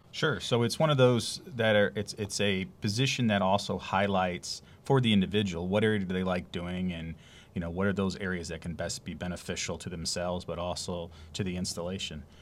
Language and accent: English; Youngstown, Ohio, United States; moved away as an adult; also born or lived in Greenville, South Carolina; now in Savannah, United States; I'm coming from Ohio, actually, up in the Youngstown area. Um, lived and moved, left there, you know, as going out for college up north.